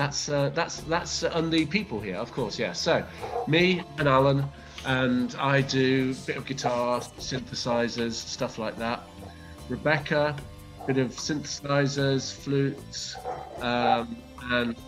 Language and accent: English; England, United Kingdom; now in Greece; and I'm from England, but we live on an island off the coast of Greece